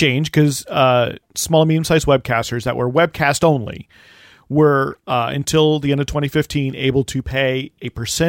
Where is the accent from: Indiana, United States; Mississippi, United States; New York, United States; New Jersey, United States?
New Jersey, United States; moved away; also born or lived in Chicago; It's because I'm from New Jersey.